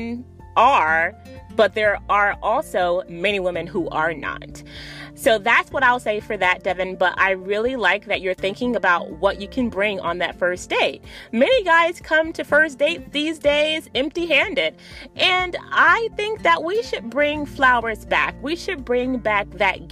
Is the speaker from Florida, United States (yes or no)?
yes; Miami Gardens, Florida, United States; Miami, Florida is my hometown, guys. For anyone who doesn't know, I'm from Miami, Florida, specifically Miami Gardens, Florida